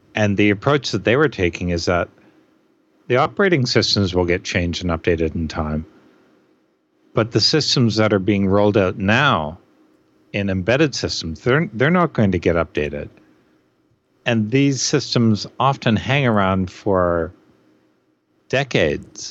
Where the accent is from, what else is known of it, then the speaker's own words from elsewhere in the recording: Canada; as a Canadian